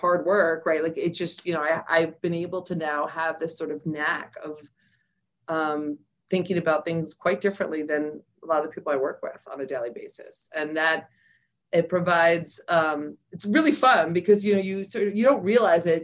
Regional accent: New York City, New York, United States; moved away; also born or lived in Queens, New York / New Jersey; we moved from the Bronx to New Jersey, actually Bronx, Queens, New Jersey

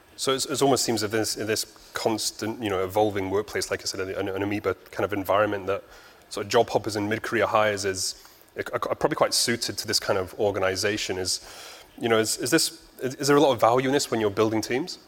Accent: Japan; I'm pure Japanese

